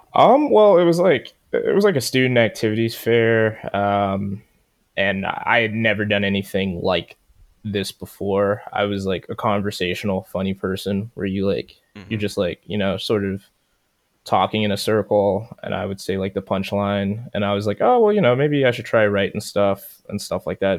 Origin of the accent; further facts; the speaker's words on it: Baltimore, Maryland, United States; I'm from Baltimore